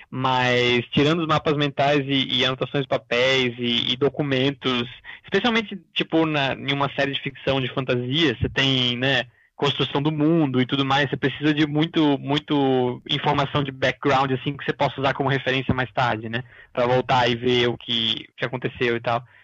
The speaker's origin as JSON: {"language": "Portuguese", "town": "Florianópolis", "region": "Santa Catarina", "country": "Brazil", "said": "eu sou aqui do sul do Brasil, de Floripa"}